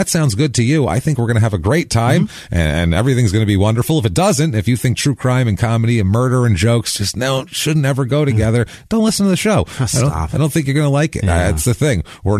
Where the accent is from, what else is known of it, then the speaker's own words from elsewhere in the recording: New York, United States; Especially I'm from New York and it's been a lifelong thing for me.